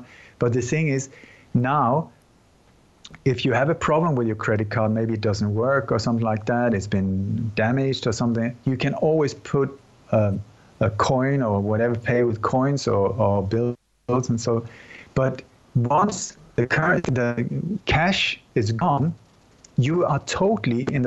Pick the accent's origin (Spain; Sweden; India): Sweden; also born or lived in Denmark; I'm born in Denmark, but I grew up in Sweden.